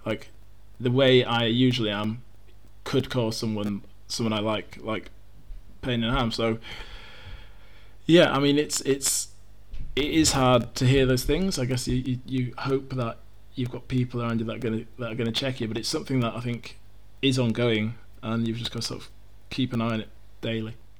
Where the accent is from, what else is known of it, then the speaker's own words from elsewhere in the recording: Yorkshire and the Humber, United Kingdom; I'm, I'm from Yorkshire.